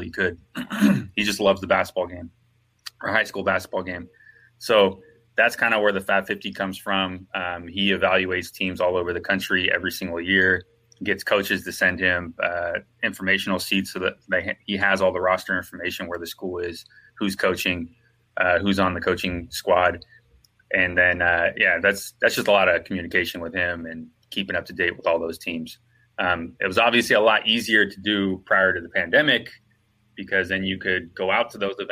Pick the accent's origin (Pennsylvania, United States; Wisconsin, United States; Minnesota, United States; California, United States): California, United States; Santa Rosa; now in Southern California, United States; I'm originally from Santa Rosa, California, which is about 40 minutes north of San Francisco, up in Northern California